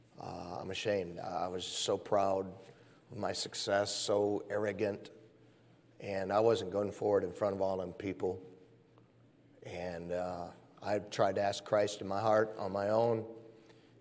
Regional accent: Michigan, United States; moved away; I'm from up north. I'm from Michigan

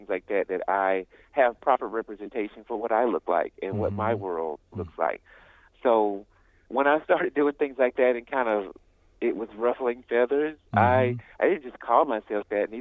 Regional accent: Birmingham, Alabama, United States; I come from Birmingham, Alabama

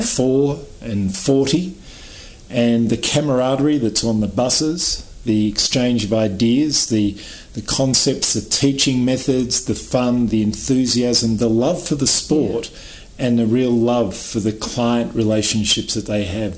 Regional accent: Australia; I was born in Australia, so I grew up around beaches.

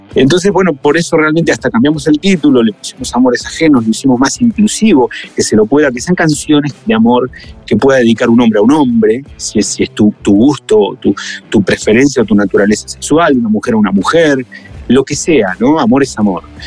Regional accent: Argentina; now in Mexico; aunque yo sea argentino

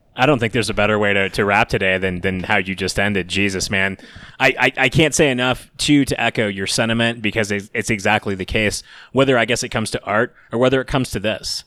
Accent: Atlanta, Georgia, United States; moved away; also born or lived in Colorado; I'm from Atlanta

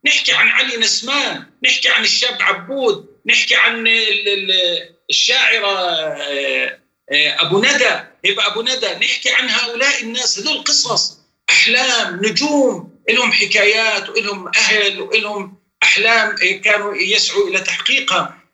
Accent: Palestine; إحنا كفلسطينيين

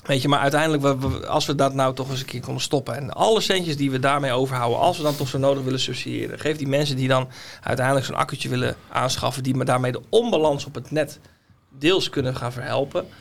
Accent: Netherlands; wij Hollanders

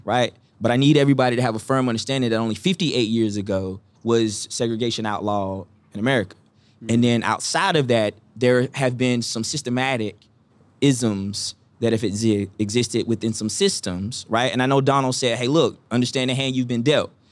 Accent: Eastern North Carolina, United States; I'm from Eastern North Carolina

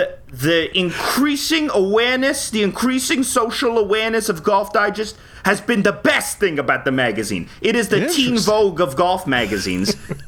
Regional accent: Boston, Massachusetts, United States; now in Los Angeles, United States; I'm … from L.A., but yeah. I grew up in Boston.

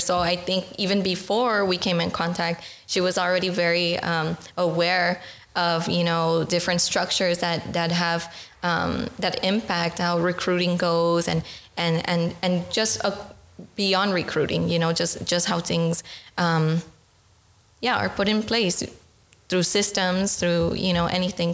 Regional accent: Los Angeles, California, United States; moved away as an adult; now in Netherlands; I'm from California, from Los Angeles

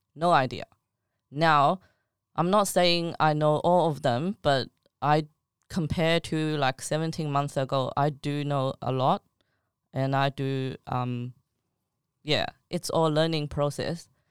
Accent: China; now in Australia; I'm from China.

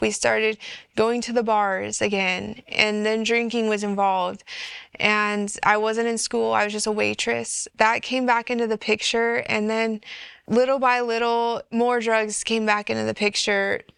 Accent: California, United States; I was born and raised in California

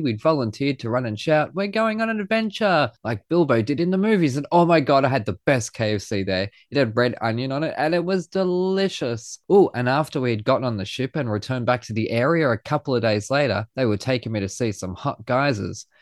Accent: Australia; being Australian

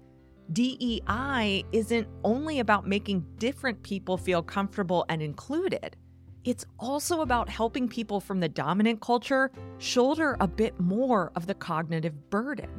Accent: United States; an American who has always lived in the U.S.

